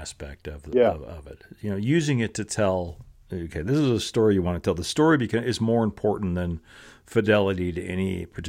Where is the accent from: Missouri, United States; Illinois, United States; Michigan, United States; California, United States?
California, United States; moved away; I'm a Californian at heart. I'm born and raised there